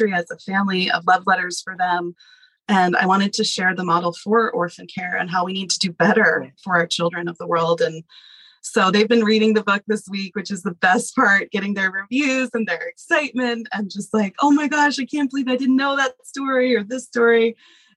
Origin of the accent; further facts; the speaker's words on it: New Jersey, United States; moved away as an adult; now in Nepal; Born and bred. Yeah, I am from New Jersey. I grew up in the suburbs